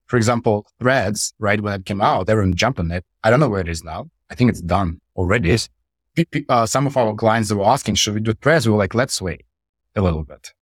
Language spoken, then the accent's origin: English; Russia; moved away as an adult; also born or lived in Saint Petersburg, Russia; I moved to, from my hometown, which is a small town in Russia, I moved to Saint Petersburg